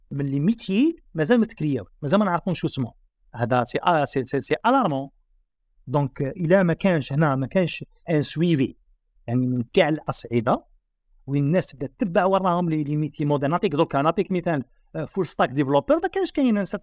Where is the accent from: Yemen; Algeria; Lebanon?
Algeria